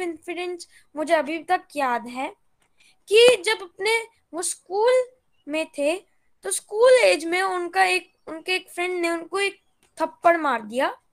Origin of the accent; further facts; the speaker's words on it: Gurgaon, Haryana, India; मैं गुड़गांव से बिलोंग करता हूँ